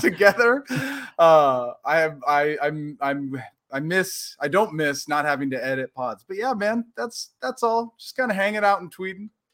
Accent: Portland, Oregon, United States; moved away as an adult; also born or lived in Tempe, Arizona; now in Los Angeles, United States; growing up in Portland

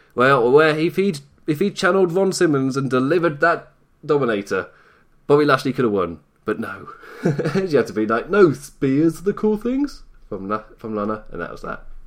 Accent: United Kingdom; I'm British overall

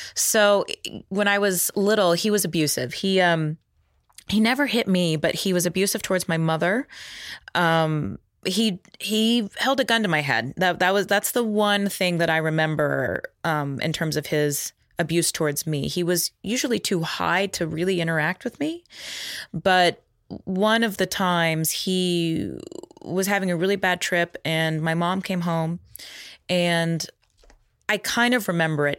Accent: Texas, United States; growing up in Texas

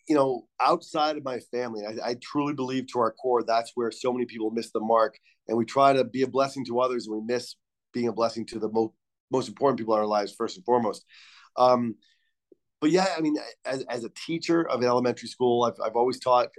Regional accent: Rhode Island, United States; moved away; growing up in Rhode Island in the 80s

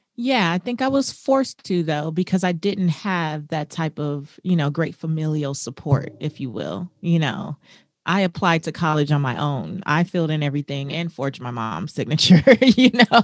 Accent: Los Angeles, California, United States; I grew up in South Central Los Angeles in not the best neighborhood

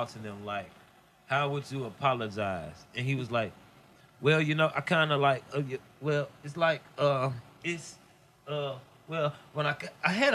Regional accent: Mississippi, United States; also born or lived in Georgia; I used to stay in Georgia. I'm from Mississippi.

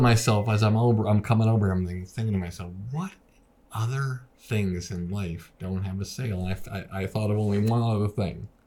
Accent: Boston, Massachusetts, United States; moved away as an adult; also born or lived in New York; I called it the Boston Comedy Club because I was from Boston

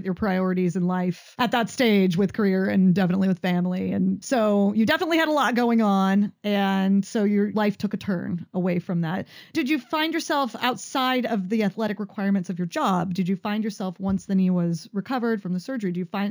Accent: California, United States; I went to summer camp growing up in Central California.

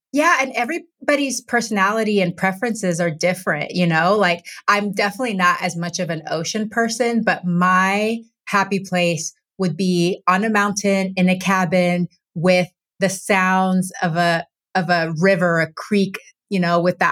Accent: Texas, United States; now in Washington, United States; growing up in Texas and now living in Washington state

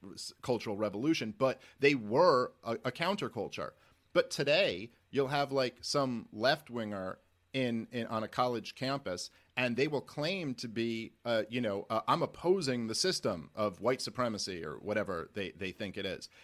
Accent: New York City, New York, United States; I'm a Jew from Brooklyn

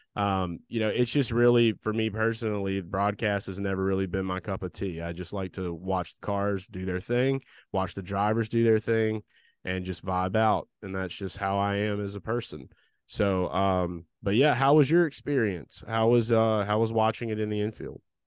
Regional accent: the South, United States; we grew up in the South around a shit ton of rednecks

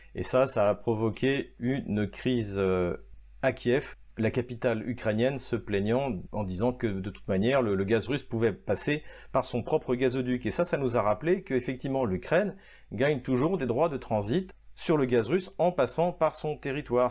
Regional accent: France; en tant que Français

